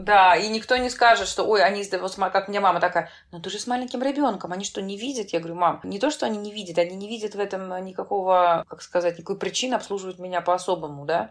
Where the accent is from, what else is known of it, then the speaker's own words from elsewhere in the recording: Saint Petersburg, Russia; moved away as an adult; now in Netherlands; я из Петербурга